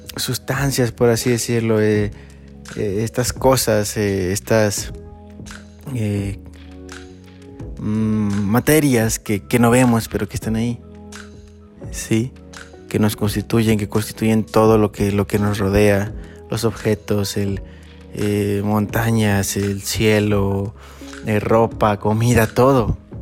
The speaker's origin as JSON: {"language": "Spanish", "country": "Mexico", "tie": "born or raised there", "said": "yo nací en México"}